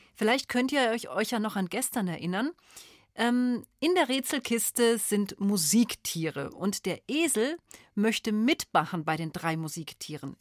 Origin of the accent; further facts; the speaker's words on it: Bavaria, Germany; Bei uns in Bayern